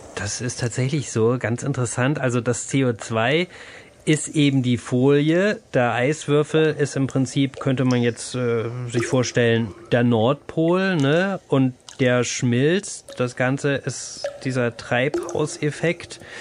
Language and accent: German; Germany; hier bei uns in Deutschland